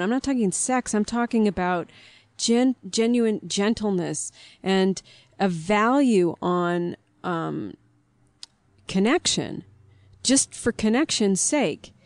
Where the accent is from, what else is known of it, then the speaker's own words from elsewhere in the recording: near Gary, Indiana, United States; I was born near Gary